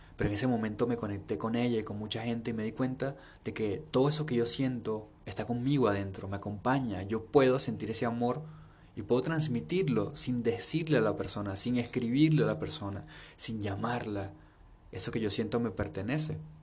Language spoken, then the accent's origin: Spanish; Venezuela; now in Peru; aunque haya nacido en Venezuela aunque mi papá y mi mamá estén en Venezuela